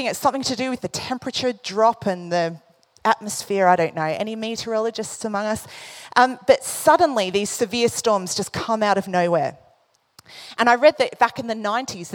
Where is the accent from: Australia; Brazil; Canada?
Australia; moved away; I come from Australia. I grew up, you know, going to the beach a lot